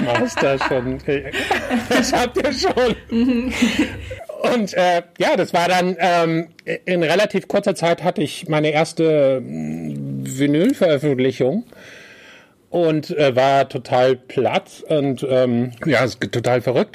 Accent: Germany; German is a second language; also born or lived in small village abroad (country not named); now in Malta; dann bin ich schon mit sechs nach Deutschland gekommen und konnte kein Wort Deutsch sprechen

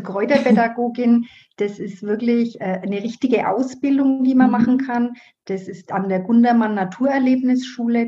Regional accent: Burgbernheim, Bavaria, Germany; accent: Middle Franconian; bin gebürtige Burg Bannheimerin und so wie man das am Dialekt wahrscheinlich hören kann, das ist in Mittelfranken

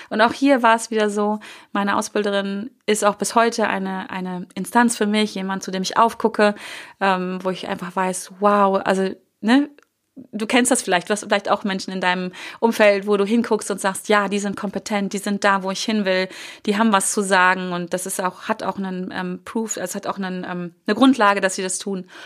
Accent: Hanover, Lower Saxony, Germany; Die hatten einen, einen ähm, Büromaschinenladen, hieß es damals hier, ähm, in Hannover, wo ich groß geworden bin.

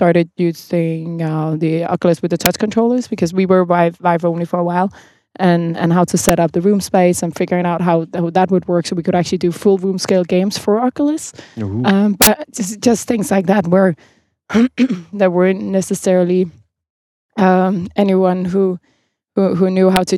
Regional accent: Copenhagen, Capital Region of Denmark, Denmark; I'm from Copenhagen, where we host the Nordic Game Jam

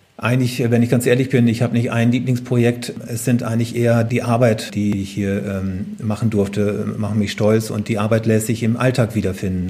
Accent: Oldenburger Münsterland, Cloppenburg district, Lower Saxony, Germany; moved away; also born or lived in Braunschweig; Bin nicht in Braunschweig aufgewachsen, sondern im Südolmunger Münsterland, in mhm. einem hm. kleinen Dorf im Kreis Kloppenburg. Und dort bin ich auf einem Bauernhof aufgewachsen. Das ist natürlich auch tiefstes Niedersachsen.

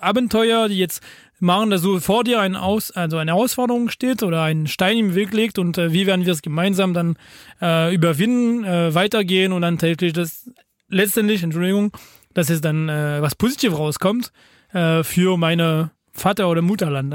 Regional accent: France; German is a second language; bei uns in Frankreich

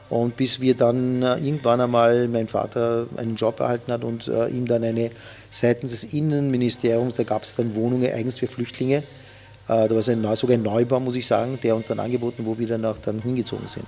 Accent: Uganda; also born or lived in Mtwara, Tanzania; Ja was für ein Paradies eigentlich Uganda in dem Sinn auch war für uns. Ich bin in Tansania, in Matwara geboren.

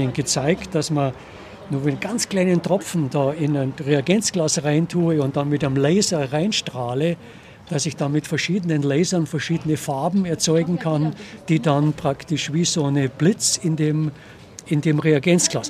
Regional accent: Munich, Bavaria, Germany; als Kind in der Stadtbücherei Neuhausen, die damals in der Nibelungenstraße war

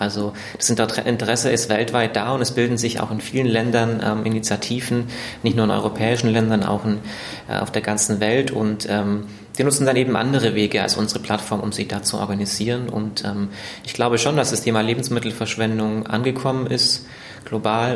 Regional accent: Germany; also born or lived in East Africa; bin ich wieder nach Deutschland zurückgekehrt

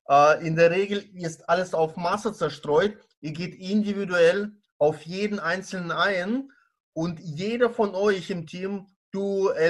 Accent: Baden-Baden, Baden-Württemberg, Germany; Ich äh, bin aus Baden-Baden, äh, Kurstadt im Südwesten Deutschlands

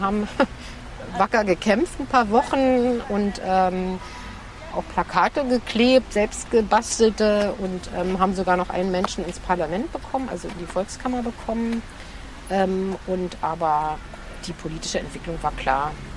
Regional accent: Germany; DDR ist ähm, einfach das Land, in dem ich geboren bin

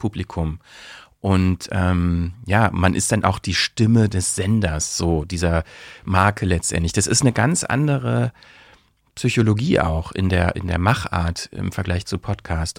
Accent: Brandenburg, Germany; born or raised there; accent: Berlinerisch; moved away as an adult; also born or lived in Bielefeld; now in Berlin, Germany

